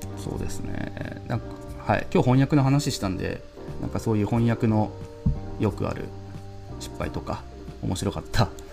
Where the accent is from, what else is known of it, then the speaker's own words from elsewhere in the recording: Japan; first language Japanese; 僕らなんて日本語しか日本語しか使えないっていうか英語とか他の言語って母国語じゃない